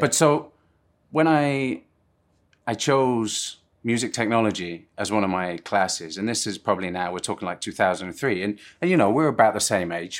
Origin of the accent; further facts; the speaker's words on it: Plymouth, South West England, United Kingdom; moved away; also born or lived in Surrey / Guildford; Plymouth is where I mostly grew up, uh, but obviously I'm, I'm from Surrey